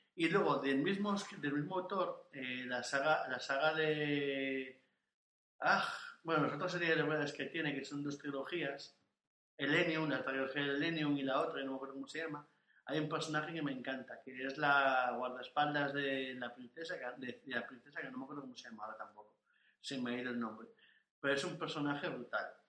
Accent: Asturias, Spain; soy asturiano

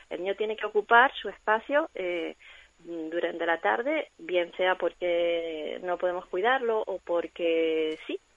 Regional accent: Cuba; moved away; yo soy cubana, se me notará en el acento.

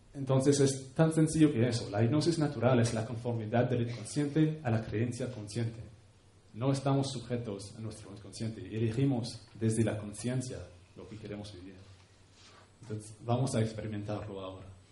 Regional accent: Canada; Spanish is a second language; moved away; un pueblo indígena de donde vengo, en Canadá

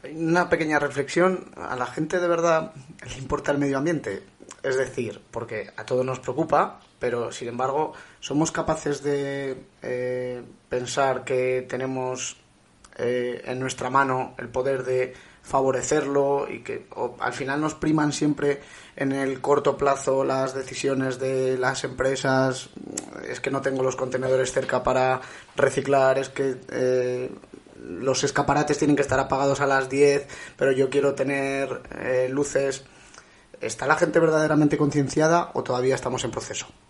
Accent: Villavelayo, La Rioja, Spain; yo soy de, de Villabelayo

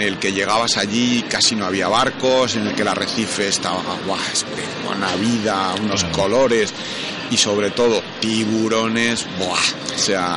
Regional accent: Bilbao, Basque Country, Spain; yo soy de Bilbao, y venía aquí a, a Barcelona

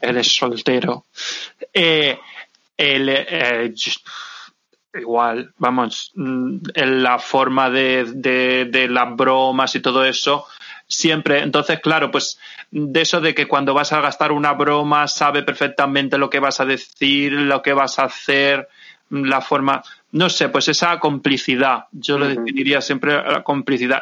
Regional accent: Santa Pola, Valencian Community, Spain; desde mi pueblo, desde Santa Pola

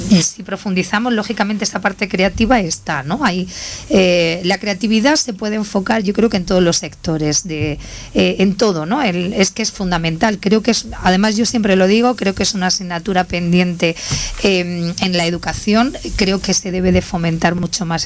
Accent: Loja, Andalusia, Spain; De Loja.

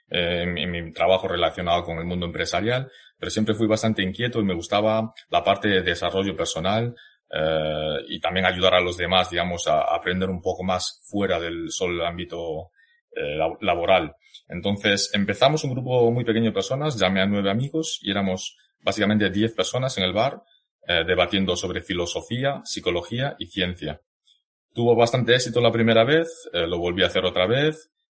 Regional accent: Zhejiang, China; born there; nací en Zhejiang, que como la gran mayoría de vosotros sabréis, eh, me parece que un 85% de los chinos en España, generalmente en Europa, somos de la misma zona

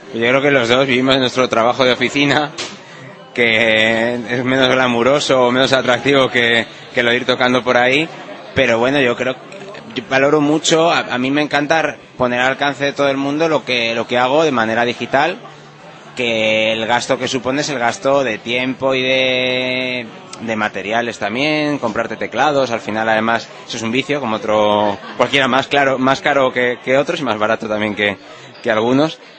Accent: Madrid, Community of Madrid, Spain; yo además soy de Madrid y de demasiado de Madrid incluso, porque tengo abuelos de Madrid

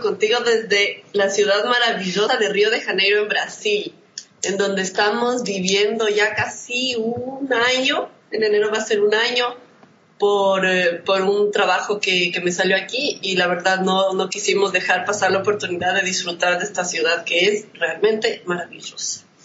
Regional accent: Quito, Pichincha, Ecuador; No solo porque es mi ciudad natal

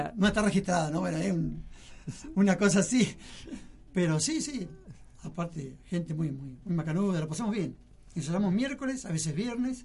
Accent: 25 de Mayo, Buenos Aires Province, Argentina; also born or lived in Lanús, Buenos Aires; yo viví en las 5 y 20

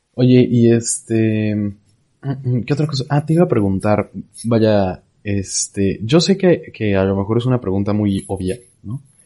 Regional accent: Puebla, Mexico; now in San Luis Potosí, Mexico; yo vivo en San Luis Potosí, eh, soy de Puebla

